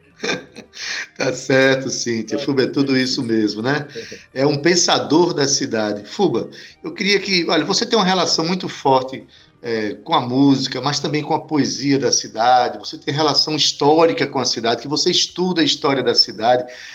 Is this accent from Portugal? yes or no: no; João Pessoa, Paraíba, Brazil; como paraibano e como pessoense